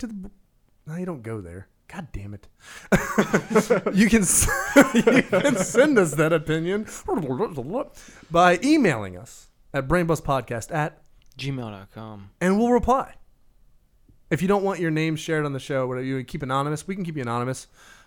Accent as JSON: {"language": "English", "country": "United States", "said": "as an American electorate"}